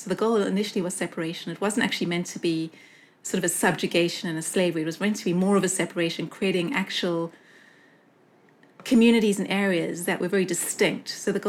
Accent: Johannesburg, Gauteng, South Africa; moved away as an adult; also born or lived in United Kingdom; now in Los Angeles, United States; from Los Angeles, where I am right now, this is my best Valley Girl impression. But I was born in Johannesburg in South Africa in the 70s, under the apartheid era. And my mom's parents were German Jews that escaped to South Africa before the war and reinvented themselves as French Christians. And my dad's heritage is Scottish.

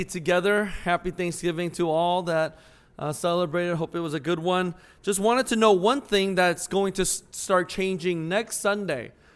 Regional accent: St. Louis, Missouri, United States; I'm from Saint Louis

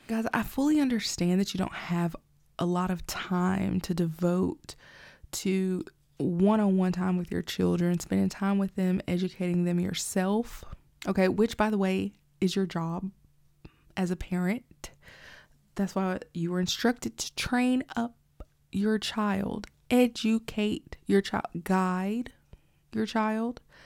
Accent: Alabama, United States; I grew up in Alabama. I mostly grew up in Alabama, like I went to school

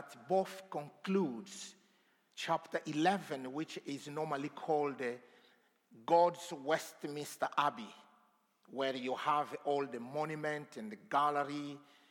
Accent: DR Congo; moved away; I come from the Congo, the Democratic Republic of Congo. I don't know how democratic it is, but here you go. So I grew up, I was born in a very remote place

